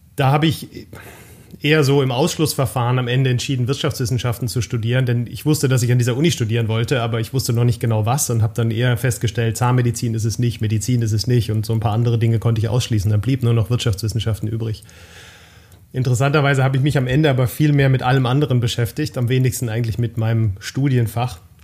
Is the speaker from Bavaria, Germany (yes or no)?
no; Baden-Württemberg, Germany; moved away as an adult; now in Ruhr area, Germany; halber Schwabe, halber Pfälzer, geborener Badener